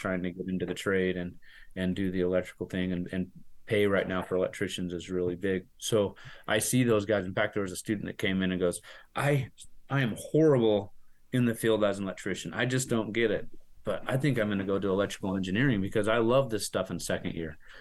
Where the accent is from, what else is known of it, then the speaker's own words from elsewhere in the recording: Salt Lake City, Utah, United States; now in Santaquin, United States; I am from Salt Lake City, but we moved about five six years ago down to Santaquin, Utah